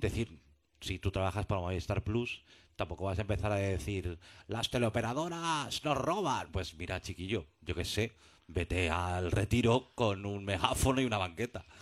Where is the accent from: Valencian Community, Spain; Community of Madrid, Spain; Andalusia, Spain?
Community of Madrid, Spain; Madrid; moved away as an adult; now in Barcelona, Spain; yo soy madrileño, llevo allí 12 años